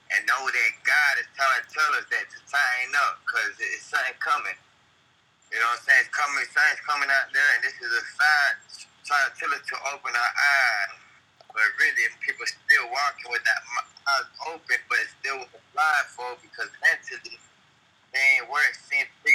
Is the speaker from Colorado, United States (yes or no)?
no; Louisiana, United States; I'm from Louisiana.